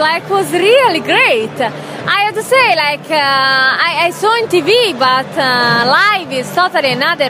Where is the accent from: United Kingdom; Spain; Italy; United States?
Italy; I come from Italy, where the soccer is good